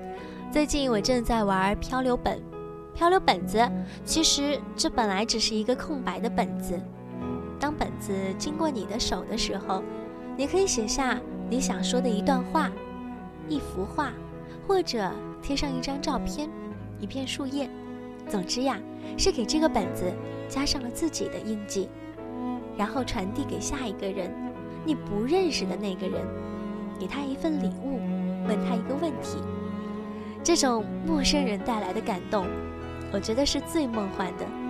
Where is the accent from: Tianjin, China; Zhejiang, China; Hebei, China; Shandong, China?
Zhejiang, China; Wenzhou; 我是温州的，后来也是加入了温州明信片的组织。